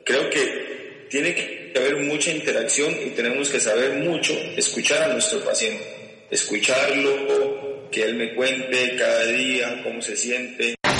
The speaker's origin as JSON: {"language": "Spanish", "country": "Costa Rica", "said": "soy de Costa Rica."}